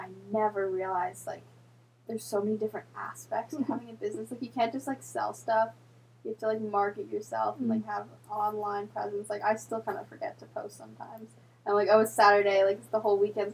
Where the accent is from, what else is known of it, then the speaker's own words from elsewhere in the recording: Vancouver, British Columbia, Canada; also born or lived in Hawaii; I'm from Canada. I'm from Vancouver